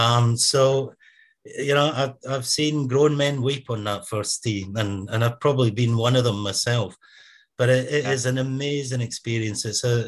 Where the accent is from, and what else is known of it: Scotland, United Kingdom